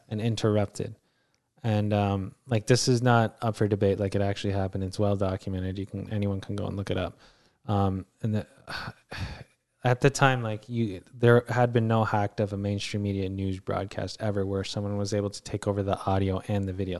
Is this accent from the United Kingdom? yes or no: no; Canada; we're Canadian citizens